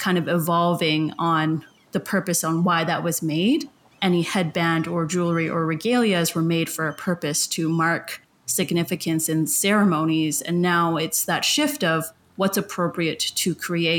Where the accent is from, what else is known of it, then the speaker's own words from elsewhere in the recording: Hupacasath First Nation, Alberni Valley, British Columbia, Canada; I come from Hoopachesit First Nation in the Alberni Valley